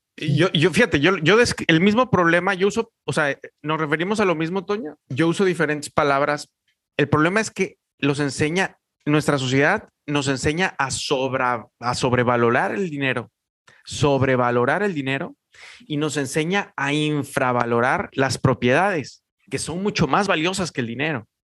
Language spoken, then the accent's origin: Spanish; Mexico; los mexicanos éramos los raros